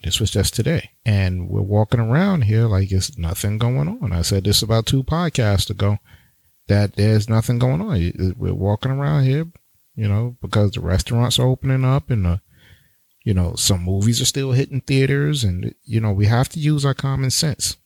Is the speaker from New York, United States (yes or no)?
yes; New York City, New York, United States; New York, my hometown, New York City, Brooklyn all day